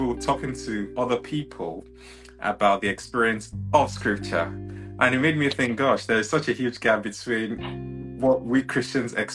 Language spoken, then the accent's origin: English; Nigeria; I'm also Nigerian